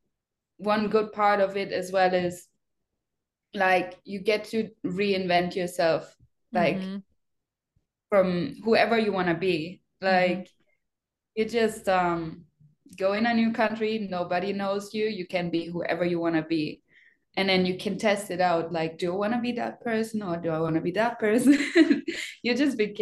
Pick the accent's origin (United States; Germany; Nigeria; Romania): Germany; English is a second language; moved away as an adult; now in Australia; I'm from Germany